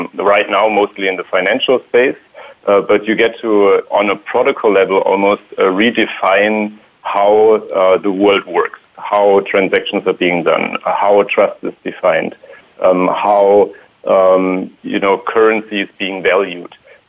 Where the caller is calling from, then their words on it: Palo Alto, California, United States; I am in Palo Alto right now, and I would love to say it's sunny, but so far it's not.